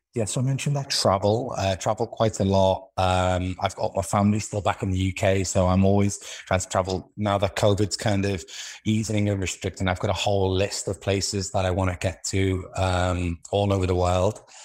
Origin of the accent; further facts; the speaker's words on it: Liverpool, North West England, United Kingdom; accent: Liverpool; moved away; also born or lived in London / Israel / Moscow / United States; I'm originally from Liverpool in the U K.